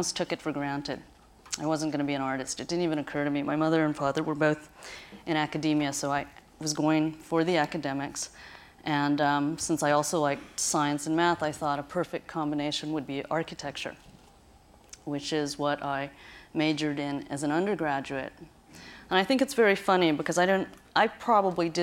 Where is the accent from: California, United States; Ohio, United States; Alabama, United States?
Ohio, United States; Where I grew up in Ohio, the hillscape is very, very rolling